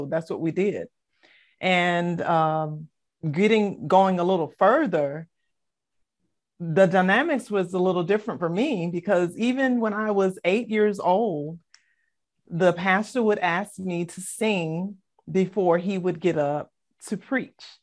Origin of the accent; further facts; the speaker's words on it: Savannah, Georgia, United States; also born or lived in Philadelphia, Pennsylvania; I was born in Philadelphia, but I was raised in Savannah, Georgia, in a single parent home with my mom. And I am one of five of the children that she birthed. And I was, um, you know, we, we were brought up Baptist.